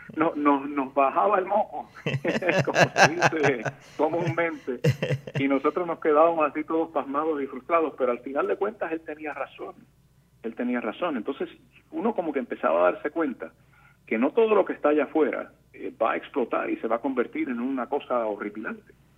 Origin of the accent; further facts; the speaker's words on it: Puerto Rico; now in Miami, United States; nosotros los puertorriqueños